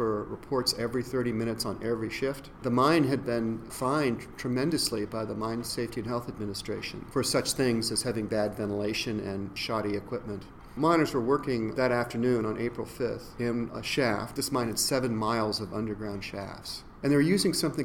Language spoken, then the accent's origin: English; West Virginia, United States; moved away; I grew up partly in West Virginia